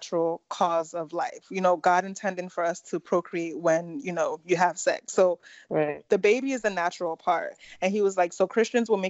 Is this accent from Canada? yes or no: no; Nigeria; we're Nigerian